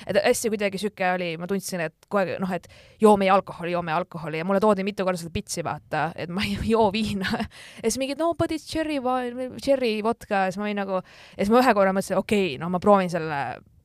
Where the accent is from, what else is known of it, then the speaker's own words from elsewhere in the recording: Estonia; ma olen Eestist